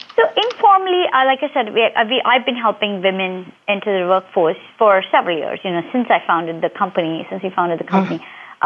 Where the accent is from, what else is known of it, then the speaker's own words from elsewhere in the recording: India; moved away as an adult; now in United States; I grew up in um, India